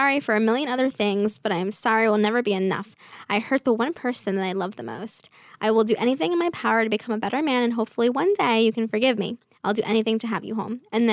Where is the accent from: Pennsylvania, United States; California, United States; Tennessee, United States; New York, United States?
New York, United States; Staten Island; accent: Staten Island; My Staten Island accent.